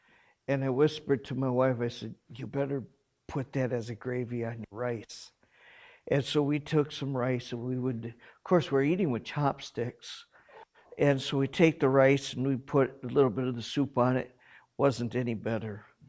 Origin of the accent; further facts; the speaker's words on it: South Korea; I grew up in Korea. I know what Korean food is.